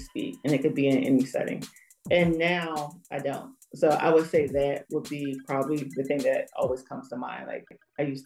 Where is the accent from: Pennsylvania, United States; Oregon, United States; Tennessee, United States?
Pennsylvania, United States; Philadelphia; I'm from Philly